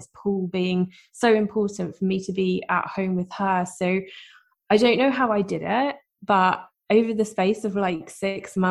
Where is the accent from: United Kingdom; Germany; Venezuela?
United Kingdom; I am, as you can probably tell from my accent, I'm from the UK